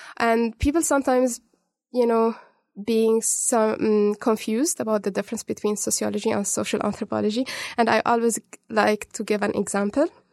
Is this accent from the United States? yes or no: no; Cairo, Cairo Governorate, Egypt; moved away as an adult; also born or lived in Dubai, UAE; now in Dunedin, New Zealand; I wasn't born in Egypt, but I was raised in Egypt. I was born in Dubai, UAE. Mm. Then my family moved when I was three and a half to Cairo.